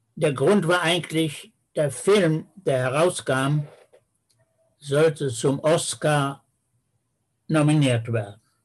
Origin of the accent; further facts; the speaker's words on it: Peine, Lower Saxony, Germany; now in Israel; meiner Geburtsstadt Peine als Jude